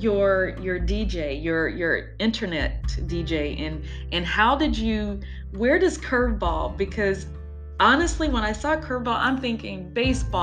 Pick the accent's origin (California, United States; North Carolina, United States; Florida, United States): North Carolina, United States; I grew up in the South, North Carolina, but not Louisiana.